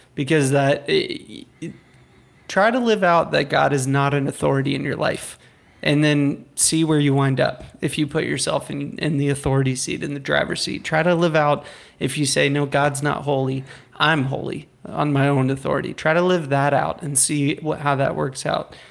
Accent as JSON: {"language": "English", "country": "United States", "said": "I'm an American"}